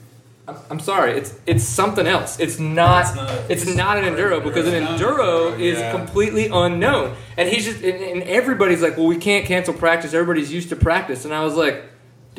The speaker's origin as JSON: {"language": "English", "town": "New Orleans", "region": "Louisiana", "country": "United States", "tie": "born or raised there", "moved": "yes", "lives_now": "Texas, United States", "said": "growing up in New Orleans"}